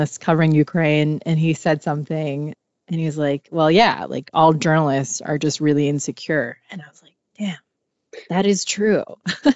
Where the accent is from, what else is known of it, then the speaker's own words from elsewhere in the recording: Hong Kong; I grew up in Hong Kong where mental health wasn't really talked about